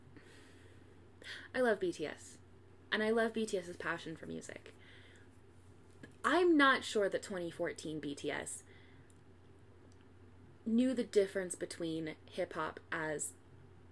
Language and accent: English; Midwest, United States; now in Utah, United States; you and I are white girls from the Midwest